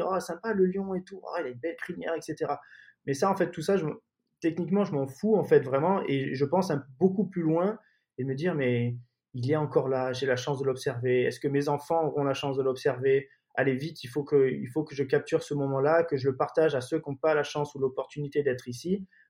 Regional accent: Marseille, Provence-Alpes-Côte d'Azur, France; also born or lived in London; je suis originaire de, de Marseille

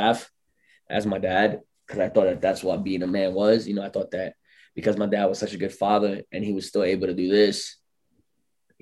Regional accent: New York, United States; I was from New York

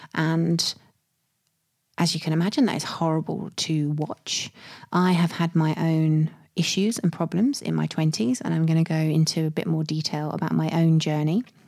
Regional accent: United Kingdom; I'm British

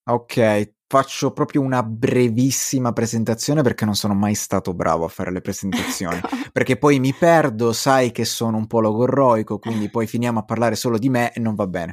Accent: Crotone, Calabria, Italy; io sono di origini calabresi, vengo da Crotone

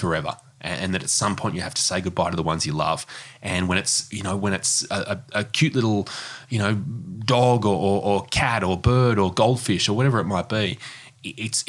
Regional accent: Newcastle, New South Wales, Australia; now in Sydney, Australia; I grew up in Newcastle, not in Bondi

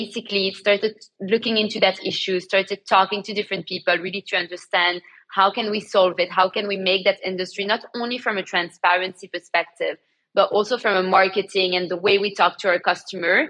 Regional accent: Antwerp, Flanders, Belgium; moved away as an adult; now in London, United Kingdom; I grew up in Belgium, in Antwerp, and moved to London. I've been living in London for the past 10 years.

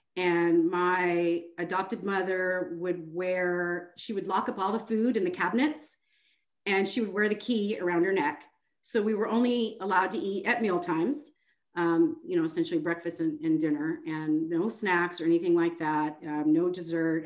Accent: Seattle, Washington, United States; moved away as an adult; now in Houston, United States; I'm originally from Seattle, Washington. Um, I moved to Texas in 2010

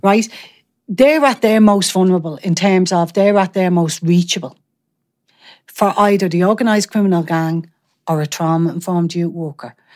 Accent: Dublin, Leinster, Ireland; I grew up in Artane

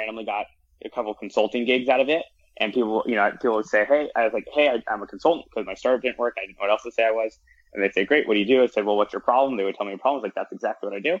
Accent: Southern California, United States; moved away as an adult; also born or lived in Ithaca, New York; I grew up in Southern California.

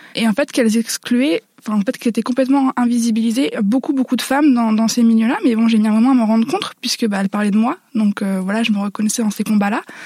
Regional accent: Nord-Pas-de-Calais, Hauts-de-France, France; accent: ch'ti; j'ai grandi dans le Nord-Pas-de-Calais

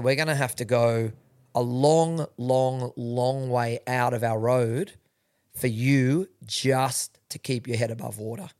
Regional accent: Sydney, New South Wales, Australia; I'm from, born and bred in Sydney

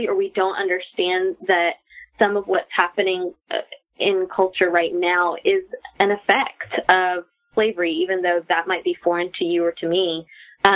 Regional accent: Tallahassee, Florida, United States; now in South Georgia, United States; I grew up in Tallahassee, Florida, which isn't far from here, but that was a very different experience than South Georgia, where we live now and own the bookstore

